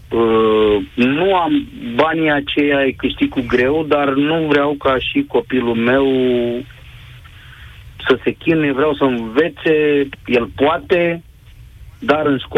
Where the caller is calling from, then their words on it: Călărași County, Romania; sunt din Călăraș, sunt tatăl unui copil de clasa 8